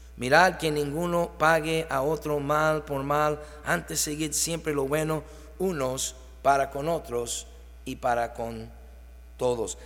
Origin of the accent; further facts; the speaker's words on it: Mexico; Nosotros decimos como mexicanos